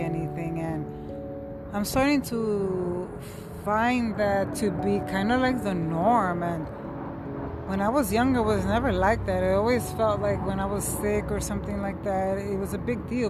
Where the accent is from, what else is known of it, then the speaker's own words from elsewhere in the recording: New York City, New York, United States; I'm from New York City